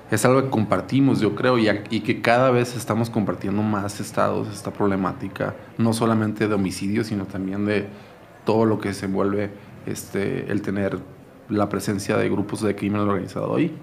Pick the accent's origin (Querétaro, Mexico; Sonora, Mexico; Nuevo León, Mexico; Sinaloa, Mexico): Sinaloa, Mexico; Culiacán; moved away as an adult; now in Mexico City, Mexico; mi ciudad es una ciudad bellísima